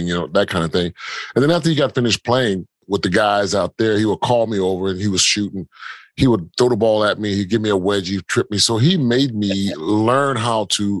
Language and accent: English; Philadelphia, Pennsylvania, United States; moved away as an adult; also born or lived in San Antonio / Durham, North Carolina; I'm originally from South Philadelphia, originally. I spent a lot of time, we were born and raised in that area